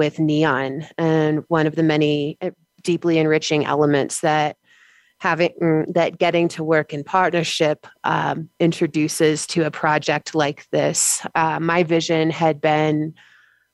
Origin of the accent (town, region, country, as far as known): United States